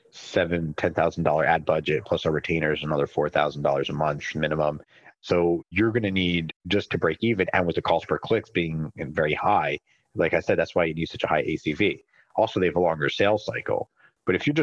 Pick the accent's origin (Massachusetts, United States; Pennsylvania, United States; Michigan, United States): Pennsylvania, United States; Philadelphia; I was born and raised in Philly